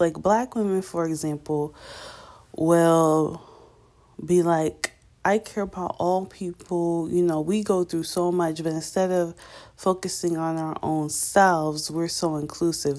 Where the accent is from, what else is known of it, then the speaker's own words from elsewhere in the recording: New York, United States; I'm from New York.